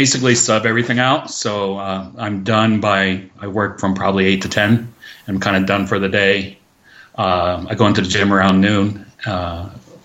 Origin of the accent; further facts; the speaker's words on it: Massachusetts, United States; moved away as an adult; now in Lake Tahoe, United States; I'm originally from Massachusetts, Massol, and, I was a pretty good skier on the East Coast